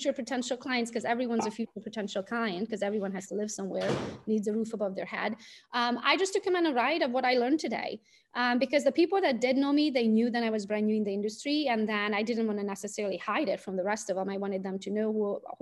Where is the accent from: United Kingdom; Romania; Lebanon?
Romania; Transylvania; English is a second language; moved away as an adult; now in Michigan, United States; as you can hear it from my accent, I was not born in the US. I was born in Romania, Transylvania. I'm Hungarian by nationality